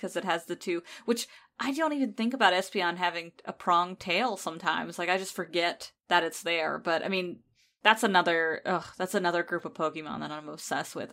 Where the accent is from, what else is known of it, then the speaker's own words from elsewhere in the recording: United States; because I am American